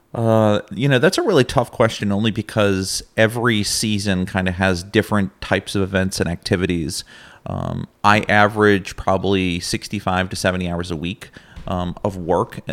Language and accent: English; Massachusetts, United States; moved away as an adult; now in Plattsburgh, United States; I'm originally from Massachusetts, actually. Uh, moved up to the region to attend SUNY Plattsburgh as an undergraduate.